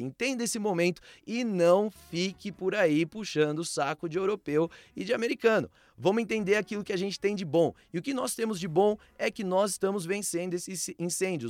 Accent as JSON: {"language": "Portuguese", "country": "Brazil", "said": "no nosso país"}